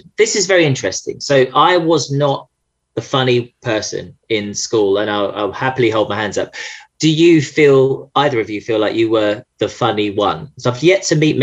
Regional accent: Essex, East of England, United Kingdom; I'm from Essex and I'm transgender.

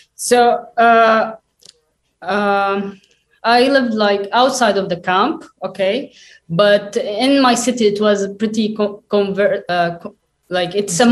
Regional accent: Lebanon; I was uh, born and raised in Lebanon, also like my parents.

